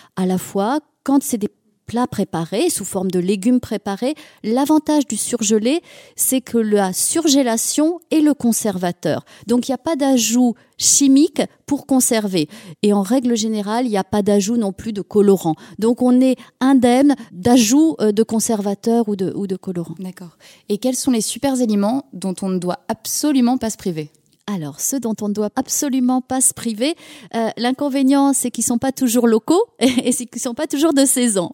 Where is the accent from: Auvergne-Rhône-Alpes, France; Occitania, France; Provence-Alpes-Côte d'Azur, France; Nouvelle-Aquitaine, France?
Auvergne-Rhône-Alpes, France; moved away; je suis auvergnate, euh, je suis ici des monts d'Auvergne